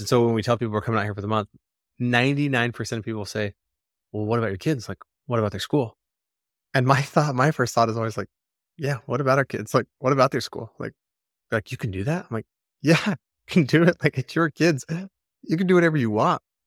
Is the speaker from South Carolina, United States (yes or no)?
no; Arizona, United States; moved away as an adult; also born or lived in North Shore, Oahu, Hawaii; we moved back to Arizona, but to my hometown